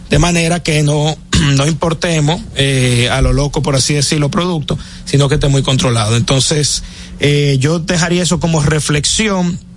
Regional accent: Dominican Republic; quienes se van a quedar con un problema, digamos, a largo plazo somos nosotros los dominicanos.

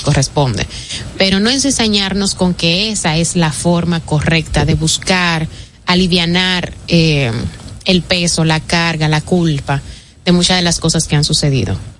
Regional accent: Dominican Republic; como buenos dominicanos

